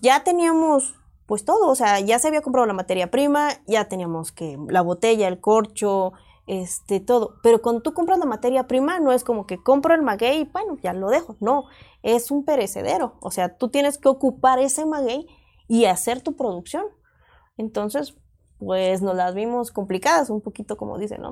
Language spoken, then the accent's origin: Spanish; Oaxaca, Mexico; now in Mexico City, Mexico; Nosotros somos ambos oaxaqueños